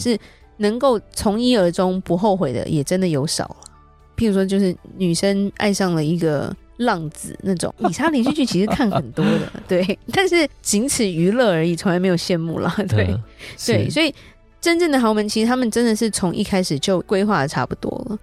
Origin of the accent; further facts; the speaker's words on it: Taiwan; 我们台湾这边